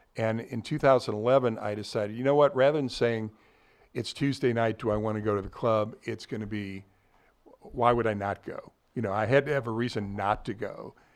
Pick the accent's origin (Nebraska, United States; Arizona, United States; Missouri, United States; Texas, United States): Missouri, United States; Ladue; also born or lived in Columbia, Missouri; born and raised in Ladue.